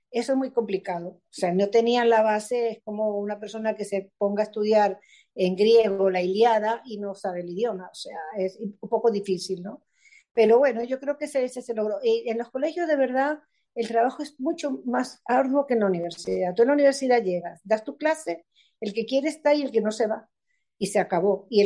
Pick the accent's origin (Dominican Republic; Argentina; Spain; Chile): Spain; accent: Spanish; los chamos se iban a morir porque entre mi acento español, ¿entiendes?